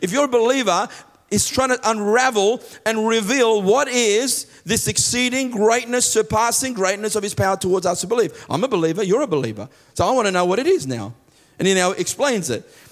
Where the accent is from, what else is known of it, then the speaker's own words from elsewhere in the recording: Australia; I am an Australian citizen.